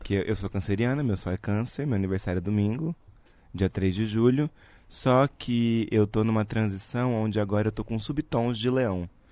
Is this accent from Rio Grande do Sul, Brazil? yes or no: no; Araraquara, São Paulo, Brazil; moved away; eu sou de Araraquara, no interior de São Paulo